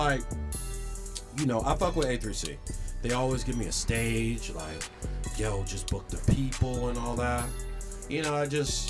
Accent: Philadelphia, Pennsylvania, United States; I'm from Philadelphia

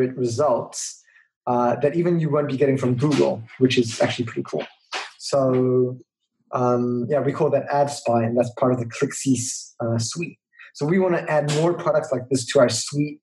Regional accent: Israel; growing up in Israel

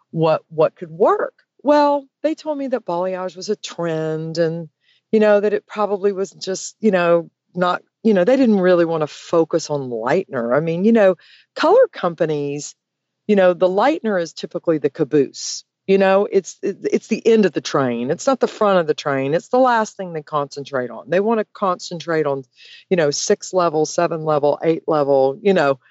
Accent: Georgia, United States; I am from Georgia

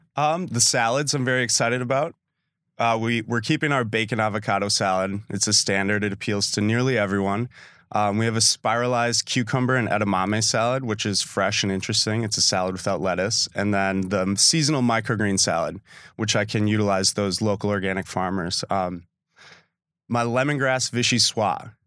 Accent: Sister Bay, Wisconsin, United States; also born or lived in Milwaukee; I grew up in Sister Bay

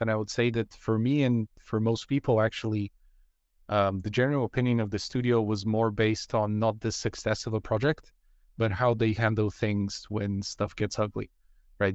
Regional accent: Bulgaria; moved away; I come from Bulgaria where the game industry is almost non-existent

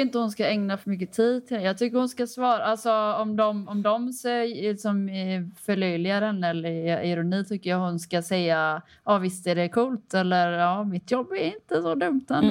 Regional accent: Kullavik, Västra Götaland, Sweden; jag är från Kullavik

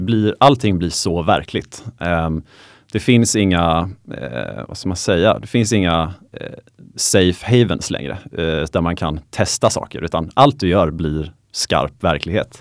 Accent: Småland, Kalmar County, Sweden; Det var nere i Småland där jag är ifrån. Så jag kommer från, från Kalmar län

